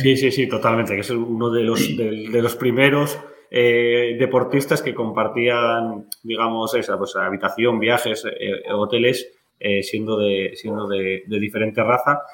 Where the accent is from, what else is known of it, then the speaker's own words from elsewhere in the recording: Spain; los que somos de España